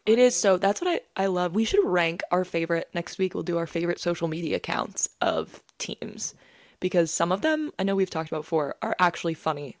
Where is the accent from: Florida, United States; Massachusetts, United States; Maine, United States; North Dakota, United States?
Maine, United States; I'm from Maine